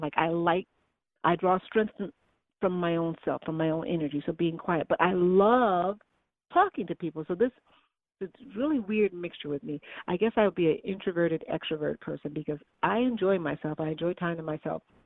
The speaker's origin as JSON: {"language": "English", "town": "Chicago", "region": "Illinois", "country": "United States", "said": "I'm from Chicago"}